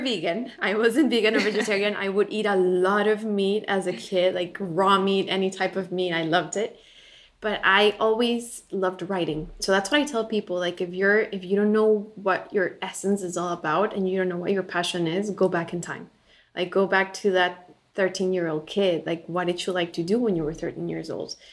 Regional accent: Bolivia; moved away as an adult; now in United States; I was born and raised in Bolivia. I lived there until I was 18, and then moved to the U.S. for college.

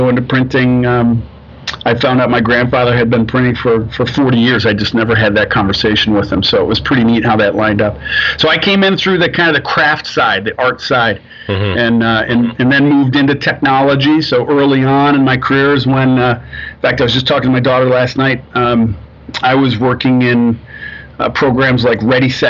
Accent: Rochester, New York, United States; moved away as an adult; also born or lived in Pittsburgh, Pennsylvania / Manhattan / Cleveland; now in Ann Arbor, United States; I grew up in upstate New York, outside of Rochester

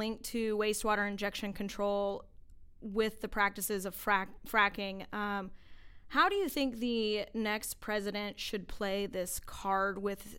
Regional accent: Oklahoma, United States; moved away; I'm originally from Oklahoma and the economy is hurting there.

